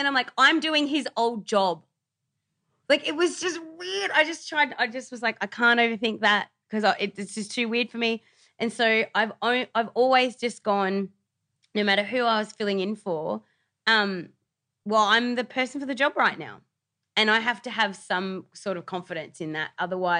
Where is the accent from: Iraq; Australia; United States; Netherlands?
Australia; New South Wales; I remember, like, growing up on the Northern Beaches, I used to listen to, like, it was Wendy Harmer and Peter Moon on Today FM.